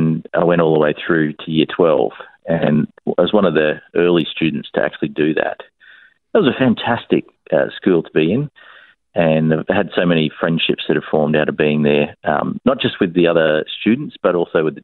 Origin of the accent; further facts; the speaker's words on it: Brisbane, Queensland, Australia; born here in Brisbane